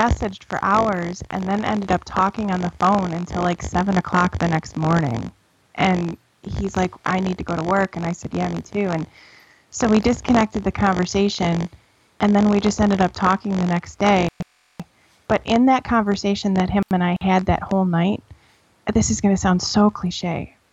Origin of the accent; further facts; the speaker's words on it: Buffalo, New York, United States; moved away as an adult; now in Asheville, United States; I was born and raised in Buffalo, New York.